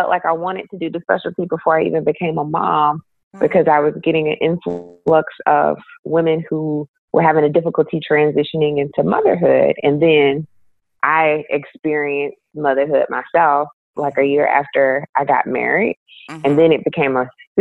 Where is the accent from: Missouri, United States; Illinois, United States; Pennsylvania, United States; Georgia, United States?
Georgia, United States; Milledgeville; born or raised there; now in Atlanta, United States